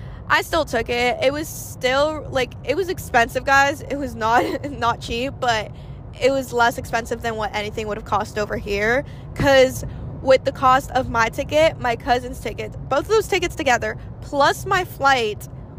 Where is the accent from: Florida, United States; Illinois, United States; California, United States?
Florida, United States; I've been born and raised here